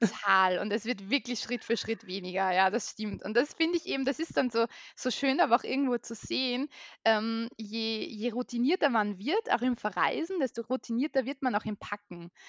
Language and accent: German; Vienna, Austria; moved away as an adult; now in Carinthia, Austria; also ich bin aus Österreich, ich bin geboren in Wien und lebe jetzt zusammen mit meinem Mann und mit meiner mittlerweile zweieinhalbjährigen Tochter in Kärnten.